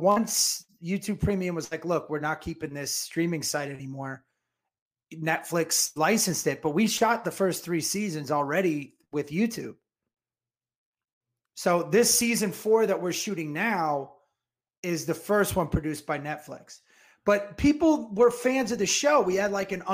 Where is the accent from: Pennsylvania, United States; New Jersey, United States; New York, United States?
New Jersey, United States; accent: New Jersey; I was in Jersey all week that my accent came out natural